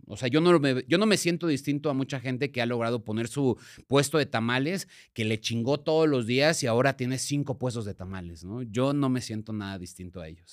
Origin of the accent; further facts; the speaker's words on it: Ciudad Nezahualcóyotl, State of Mexico, Mexico; yo soy de Ciudad Nesa